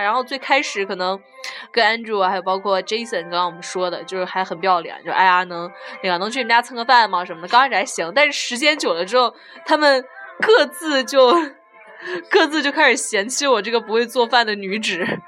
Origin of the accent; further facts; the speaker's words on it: southern China, China; now in Leeds, United Kingdom; 但是我们南方，就我来自一个梅雨季节内裤一个星期都，都晾不干的城市